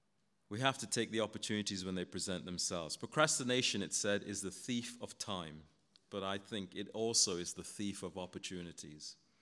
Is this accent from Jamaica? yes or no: no; Guyana; Where I grew up in Guyana, my dad was a taxi driver.